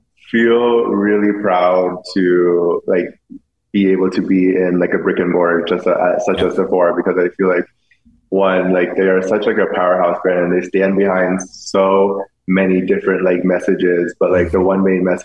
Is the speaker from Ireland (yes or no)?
no; Vietnam; English is a second language; not knowing like really any English, like not being around, like being gay was not the normal of growing up in Vietnam.